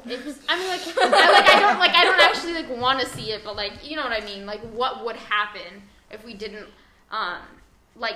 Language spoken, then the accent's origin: English; United States; as an American